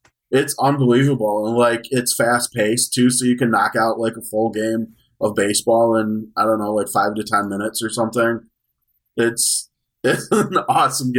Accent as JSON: {"language": "English", "region": "Wisconsin", "country": "United States", "said": "I'm from Wisconsin"}